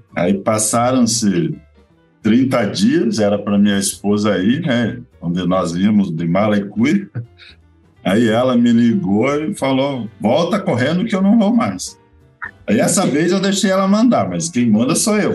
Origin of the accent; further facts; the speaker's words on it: Curitiba, Paraná, Brazil; eu sou curitibano, mas o meu sangue é Catarina.